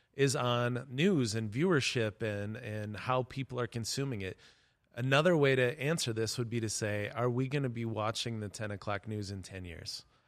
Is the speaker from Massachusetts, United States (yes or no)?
no; Webster, South Dakota, United States; when I grew up in Webster, South Dakota